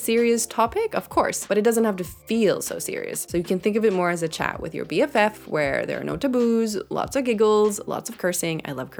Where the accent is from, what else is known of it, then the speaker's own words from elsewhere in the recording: Sweden; I'm from Sweden. I live in Sweden.